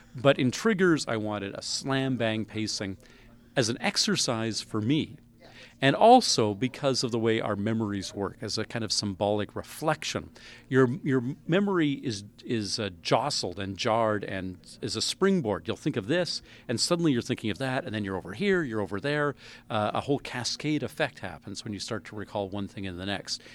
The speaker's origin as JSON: {"language": "English", "country": "Canada", "said": "I'm a Canadian"}